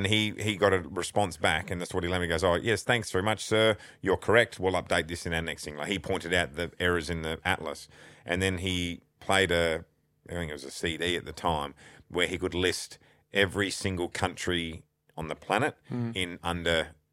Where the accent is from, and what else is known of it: Australia; also born or lived in Toronto